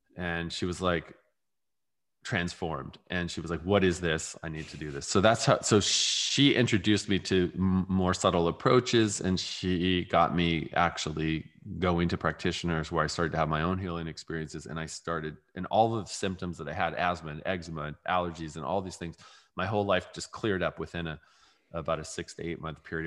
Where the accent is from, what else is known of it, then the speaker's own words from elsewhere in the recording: California, United States; I grew up in California